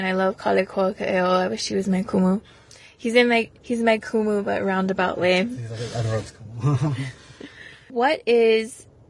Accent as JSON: {"language": "English", "town": "Honolulu", "region": "Hawaii", "country": "United States", "also_born_or_lived": "Kaimuki", "said": "I come from Papakolea, Oahu. I currently live in Kaimuki."}